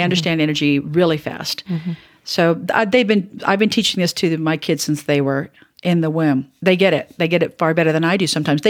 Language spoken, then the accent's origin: English; the South, United States; And I grew up in the South.